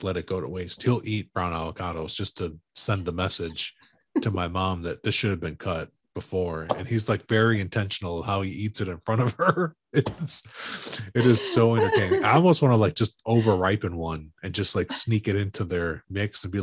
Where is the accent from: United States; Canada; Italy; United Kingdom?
United States; Chicago, Illinois; moved away; we grew up in Chicago, which is a big foodie town.